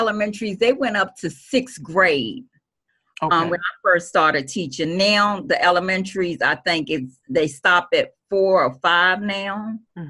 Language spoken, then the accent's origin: English; Washington, District of Columbia, United States; my elementary school, which was a Catholic school in D.C., St. Benedict